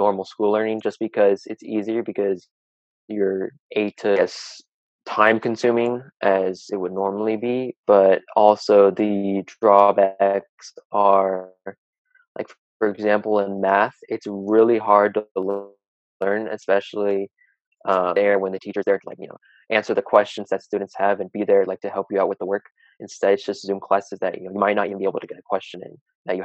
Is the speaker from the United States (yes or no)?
yes; Dublin, California, United States; also born or lived in Oakland, California; I'm basically raised in Dublin